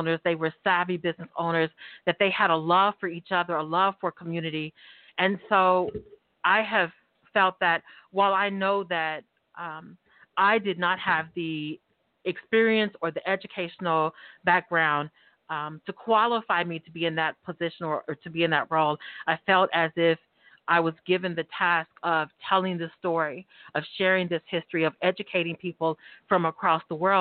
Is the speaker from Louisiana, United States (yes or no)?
no; Tulsa, Oklahoma, United States; born and raised in North Tulsa